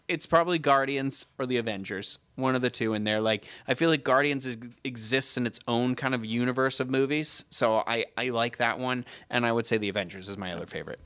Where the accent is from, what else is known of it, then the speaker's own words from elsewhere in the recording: Carver, Massachusetts, United States; my hometown of Carver, Massachusetts